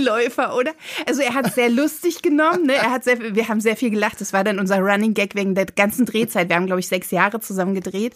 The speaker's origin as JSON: {"language": "German", "area": "GDR", "region": "East Germany", "country": "Germany", "said": "ich komme aus der DDR"}